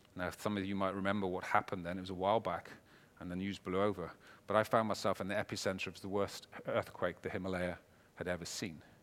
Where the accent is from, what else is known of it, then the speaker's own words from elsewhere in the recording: Wales, United Kingdom; I'm a Welshman